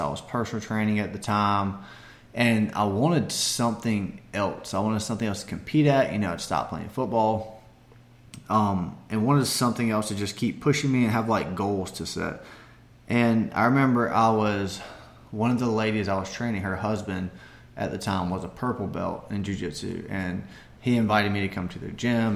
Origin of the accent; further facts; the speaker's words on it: Barnwell, South Carolina, United States; my hometown of Barnwell